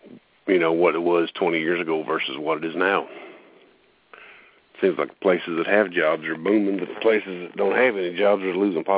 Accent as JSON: {"language": "English", "region": "Appalachia", "country": "United States", "tie": "born or raised there", "said": "I grew up in Appalachia, and I'm here to tell you today that Appalachia supports Appalachia."}